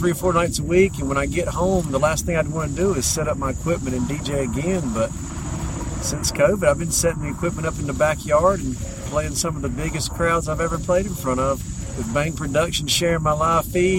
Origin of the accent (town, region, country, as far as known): Charlotte, North Carolina, United States; born or raised there